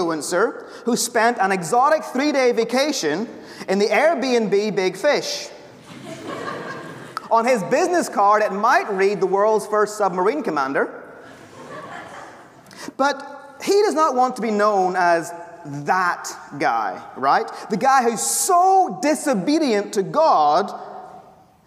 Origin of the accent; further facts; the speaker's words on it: Ireland; the Irish professor who speaks way too fast